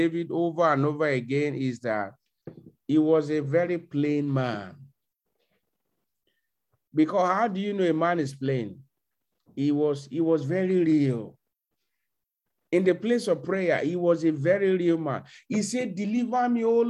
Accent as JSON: {"language": "English", "country": "Nigeria", "tie": "born or raised there", "moved": "yes", "said": "a young brother like me in my hometown back in Nigeria"}